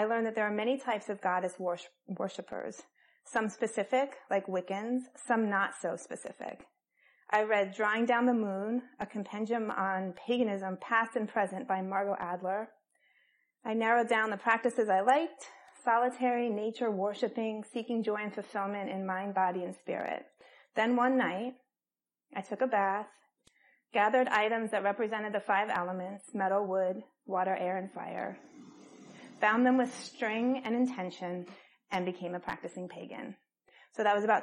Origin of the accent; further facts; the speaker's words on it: Colorado, United States; I grew up in Colorado, and Native American folklore was prevalent.